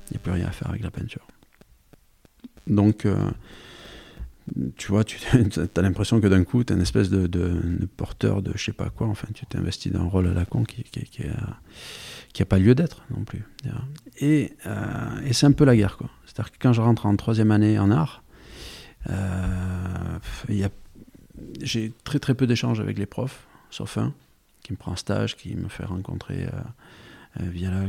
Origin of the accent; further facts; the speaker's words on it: Occitania, France; accent: Aveyronnais; now in Paris, France; l'accent qu'on entend, c'est l'accent avéronné. Oh, j'ai tout perdu. Quand je vais là-bas, on me dit que j'ai l'accent de Paris maintenant.